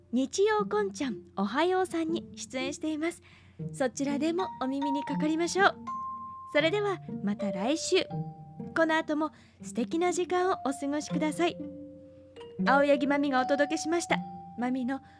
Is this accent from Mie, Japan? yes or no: no; Osaka, Japan; 大阪で生まれ育った人間の一人として